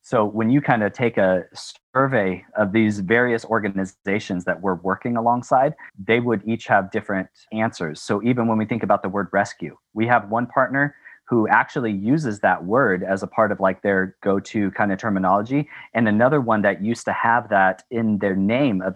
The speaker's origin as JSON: {"language": "English", "region": "West Coast of the United States", "country": "United States", "tie": "born or raised there", "also_born_or_lived": "California / Tanzania", "moved": "as an adult", "said": "growing up on the West Coast of the United States"}